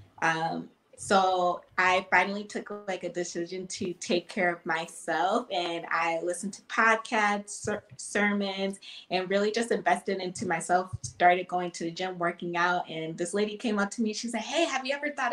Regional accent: Lansing, Michigan, United States; I'm 25. I'm from Lansing. I'm a personal trainer here

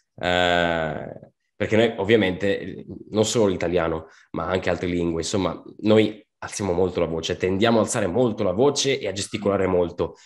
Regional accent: Veneto, Italy; also born or lived in Sicily; io sono anch'io di origini siciliane, come te Pietro, sono nato anche in Sicilia, ho vissuto lì otto anni, adesso sono 17 anni che vivo qua in Veneto

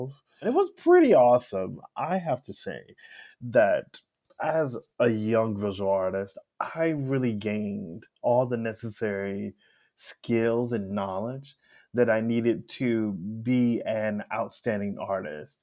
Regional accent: Alexandria, Louisiana, United States; I'm from Alexandria, Louisiana

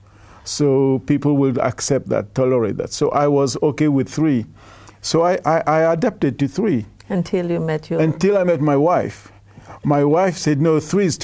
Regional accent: Mauritius; now in Australia; I'm originally from Mauritius

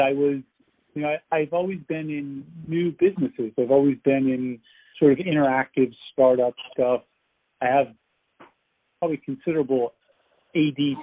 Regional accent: outside New York City, United States; moved away as an adult; now in California, United States; I'm from the East Coast. I grew up in, you know, outside New York City

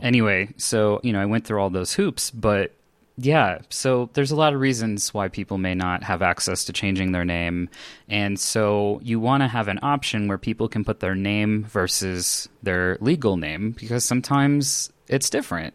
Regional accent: Los Angeles, California, United States; now in Denver, United States; I grew up in Los Angeles, California, but these days I'm in Denver, Colorado, in the States.

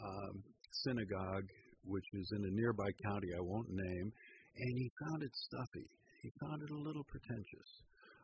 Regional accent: United States; I'm a visitor from America

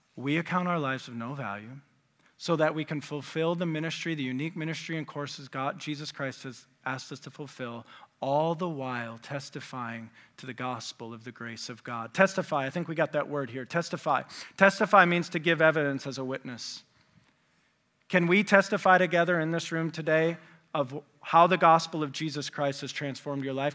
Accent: West Michigan, United States; moved away as an adult; also born or lived in Indiana; I grew up in West Michigan.

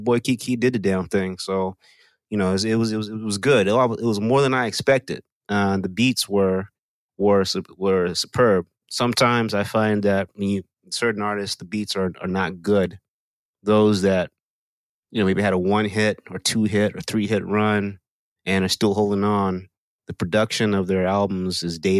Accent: Texas, United States; I am from Texas.

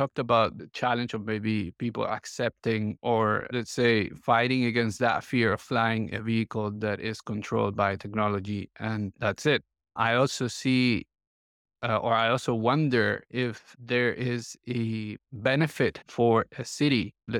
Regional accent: Colombia; English is a second language; look, I'm from Colombia originally.

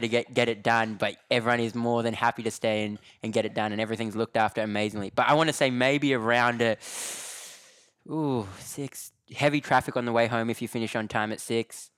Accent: Australia; accent: Australian; moved away as an adult; now in London, United Kingdom; I'm from Australia, you know what I mean? And, like, I moved to London early twenty sixteen, never been to Europe in my life.

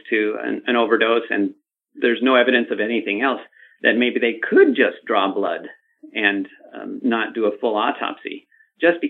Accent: Los Angeles, California, United States; I grew up in Los Angeles

